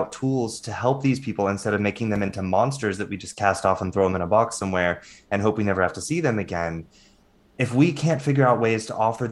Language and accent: English; the Bible Belt, United States; being a gay male growing up in the Bible Belt in a very super religious family